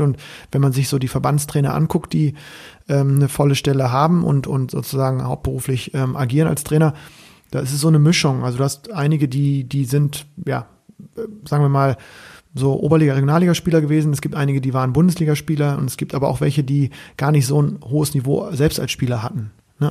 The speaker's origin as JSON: {"language": "German", "region": "Bremen", "country": "Germany", "said": "als Bremer"}